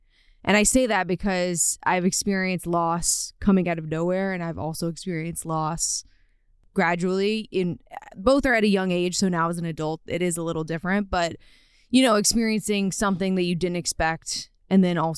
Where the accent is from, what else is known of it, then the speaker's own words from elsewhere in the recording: Louisiana, United States; So I am from Louisiana